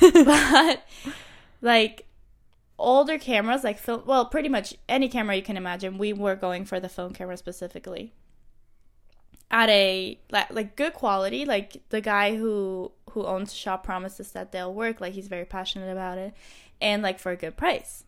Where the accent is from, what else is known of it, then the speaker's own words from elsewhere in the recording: Thun, Bern, Switzerland; moved away as an adult; now in Madrid, Spain; I am from Switzerland, from Thun, Switzerland. I am currently living